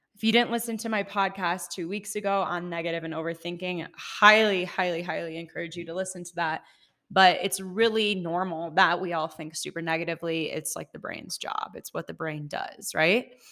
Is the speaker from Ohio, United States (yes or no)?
yes; Ohio, United States; moved away as an adult; also born or lived in Seattle; now in Colorado, United States; I'm from Ohio. When I was twenty-two, moved to Seattle, lived there for five years exactly to the day.